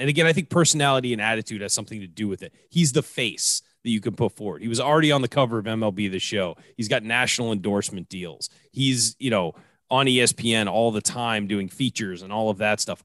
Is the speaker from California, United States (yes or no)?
yes; San Diego, California, United States; they've left my hometown